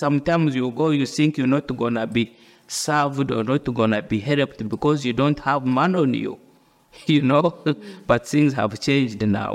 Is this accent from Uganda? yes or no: yes; Uganda; moved away as an adult; now in United Kingdom; I come from Uganda, and born in the rural family